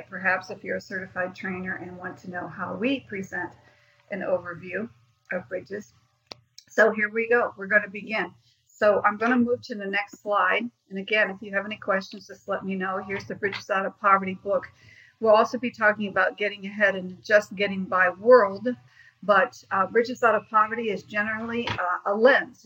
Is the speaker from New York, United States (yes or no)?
no; Ohio, United States; now in Greenville, United States; I'm originally from Ohio